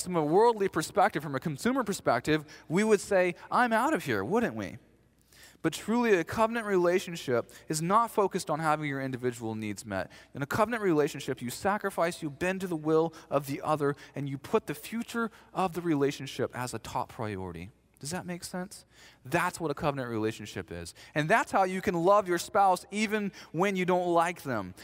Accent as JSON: {"language": "English", "region": "the South", "country": "United States", "said": "I'm from the South."}